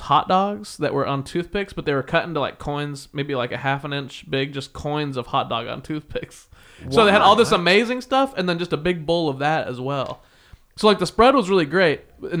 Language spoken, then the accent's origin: English; Midwest, United States; I'm a Midwesterner too.